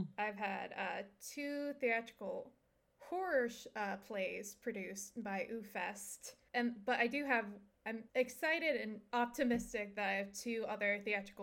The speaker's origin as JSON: {"language": "English", "region": "Southwest Michigan", "country": "United States", "tie": "born or raised there", "said": "I grew up in Southwest Michigan"}